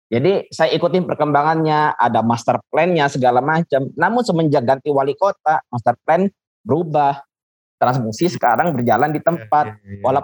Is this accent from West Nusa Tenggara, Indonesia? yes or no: no; Depok, West Java, Indonesia; also born or lived in Jakarta; now in Palembang, Indonesia; Nah, dari Palembang walaupun saya dulu sempat lahir di Jakarta Timur, besar di Depok, akhirnya tetap di Palembang gitu.